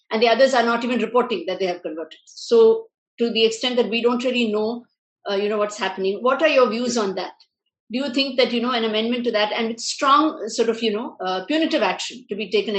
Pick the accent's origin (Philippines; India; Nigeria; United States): India; South India; now in Delhi, India; I'm from South India.